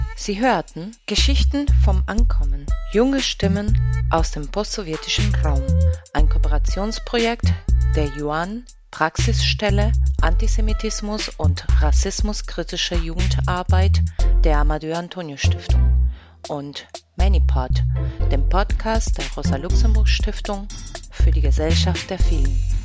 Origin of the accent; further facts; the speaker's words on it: Hamburg, Germany; now in Berlin, Germany; Ich bin selbst in Hamburg aufgewachsen